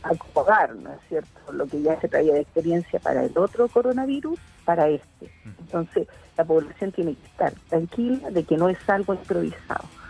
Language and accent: Spanish; Chile